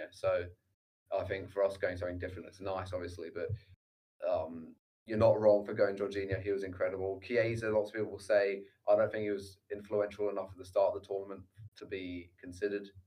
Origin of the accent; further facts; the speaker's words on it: England, United Kingdom; I think maybe my Luke Shaw bias also as for being an English watched every single game of his.